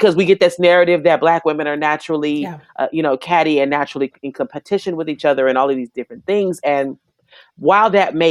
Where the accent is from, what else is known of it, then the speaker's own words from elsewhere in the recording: Dallas, Texas, United States; also born or lived in Houston; I was born in Dallas and mostly raised in Dallas. High school here, college in Houston. So I'm a Texan all day